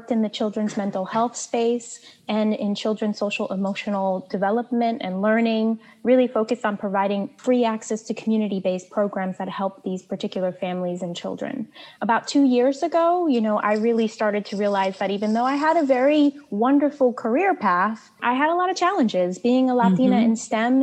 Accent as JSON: {"language": "English", "town": "New York City", "region": "New York", "country": "United States", "tie": "born or raised there", "said": "I grew up in the projects of Brooklyn, New York, Marlborough Projects"}